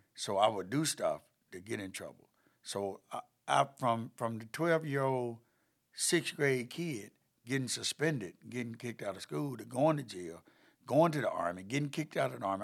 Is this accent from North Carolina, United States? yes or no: yes; Chapel Hill, North Carolina, United States; born or raised there; also born or lived in High Point, North Carolina